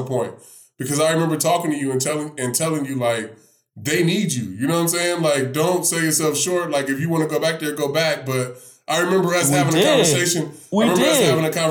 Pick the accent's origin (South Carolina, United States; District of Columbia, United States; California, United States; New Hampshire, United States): California, United States; My wife, you know, we grew up in California